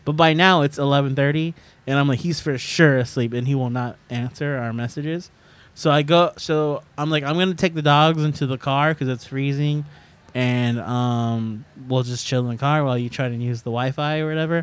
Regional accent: Sacramento, California, United States; my town growing up in Sacramento was pretty white

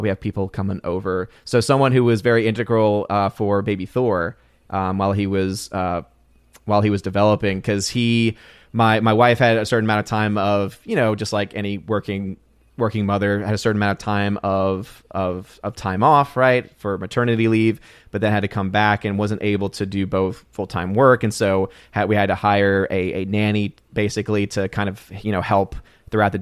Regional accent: United States; as an American

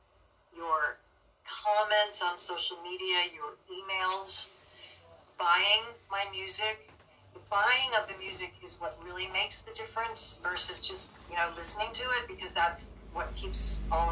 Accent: Dayton, Ohio, United States; moved away; I was born in Dayton, Ohio.

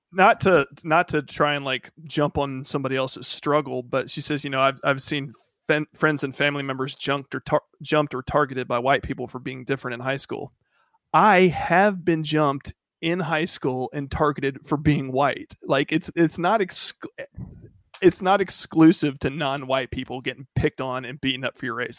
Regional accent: Macon, Georgia, United States; moved away; also born or lived in Hawaii; growing up in Macon, Georgia.

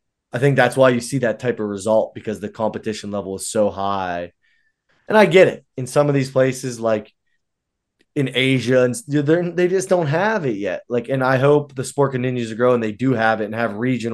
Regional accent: United States; I'm an American

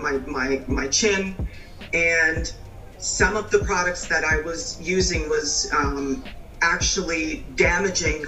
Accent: New York, United States; now in North Carolina, United States; I'm originally from New York, but I'm in North Carolina.

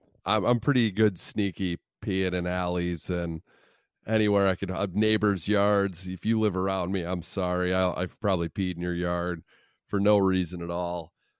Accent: Illinois, United States; Growing up in Central Illinois, there were a lot of bus trips to Cubs games

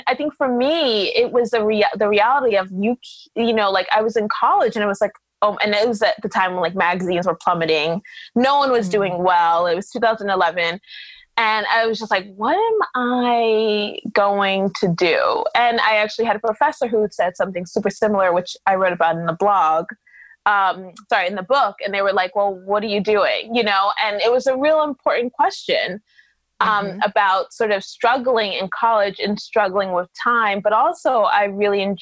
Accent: New York City, New York, United States; because I was born here, because I was raised here

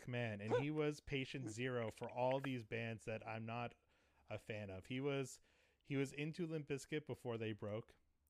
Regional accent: New England, United States; I grew up I grew up in New England, where they're from.

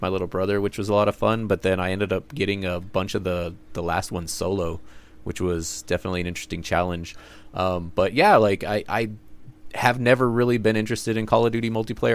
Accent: United States; we're American

